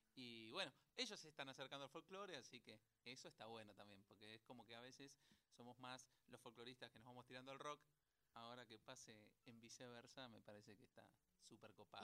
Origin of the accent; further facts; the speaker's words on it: Buenos Aires, Argentina; somos bastante porteños.